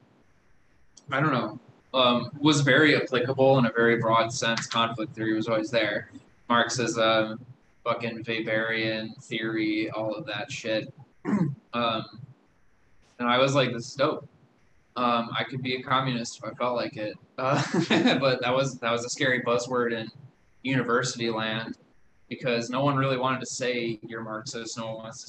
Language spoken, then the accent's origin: English; Milwaukee, Wisconsin, United States; also born or lived in West Dallas / New Berlin, Wisconsin; I was born in West Dallas, and I kind of grew up in Western Milwaukee for a while